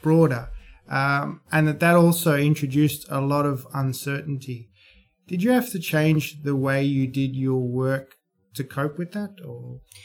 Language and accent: English; Australia; being an Australian investor